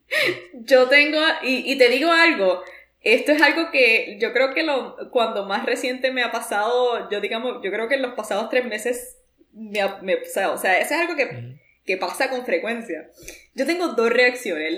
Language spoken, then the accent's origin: Spanish; Puerto Rico; moved away as an adult; now in New York, United States; yo puedo hablar como una puertorriqueña que vivió los primeros 26 años de su vida en Puerto Rico y que luego se mudó a los Estados Unidos.